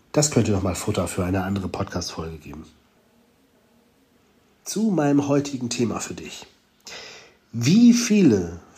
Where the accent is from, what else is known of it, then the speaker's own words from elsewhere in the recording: Hamburg, Germany; hier in Galicien, das ist schon so ein bisschen wie bei uns in Hamburg, ne?